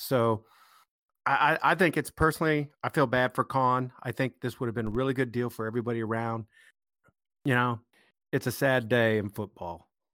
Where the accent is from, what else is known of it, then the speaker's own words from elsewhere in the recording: United States; as an American